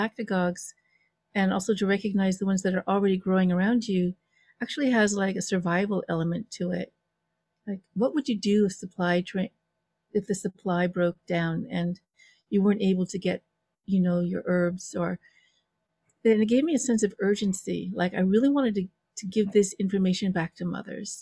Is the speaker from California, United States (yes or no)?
yes; Los Angeles, California, United States; moved away; I come from Los Angeles. You know, I was a Valley girl